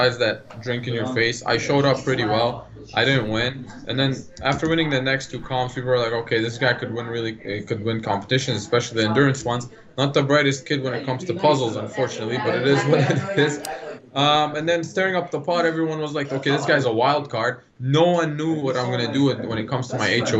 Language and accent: English; Lebanon; now in Canada; I grew up in Lebanon and then me coming here